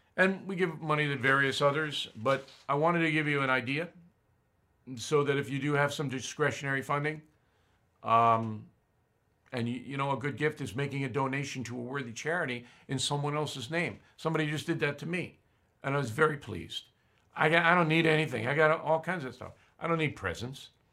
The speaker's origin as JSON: {"language": "English", "country": "United States", "said": "I'm saying that as an American"}